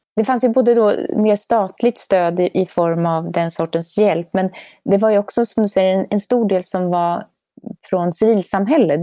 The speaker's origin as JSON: {"language": "Swedish", "country": "Sweden", "moved": "yes", "lives_now": "Norway", "said": "boende som svensk i Norge"}